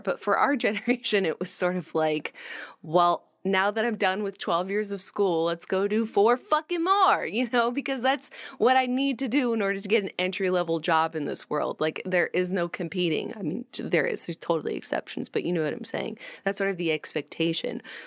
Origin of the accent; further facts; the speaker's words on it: Rochester, New York, United States; When I was growing up in Rochester, New York, we didn't have like a lot of chain restaurants and stuff